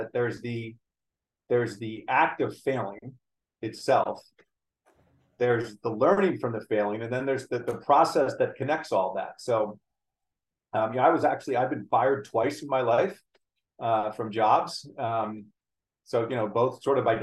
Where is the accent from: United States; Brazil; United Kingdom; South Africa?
United States; I was born in the United States.